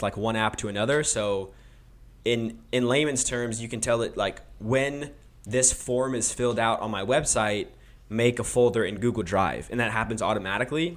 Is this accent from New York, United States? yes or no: no; Roseville, California, United States; also born or lived in Missouri; in Roseville when I was, like, four, so I pretty much grew up in, like, Antelope